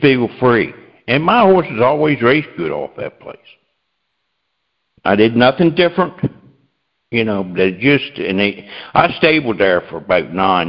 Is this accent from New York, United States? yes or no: no; Delaware, United States; I'm from Delaware